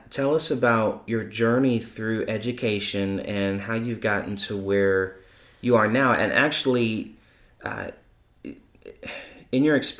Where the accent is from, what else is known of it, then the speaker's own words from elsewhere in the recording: Chicago, Illinois, United States; now in Georgia, United States; Not so cool. Insert Chicago there. That's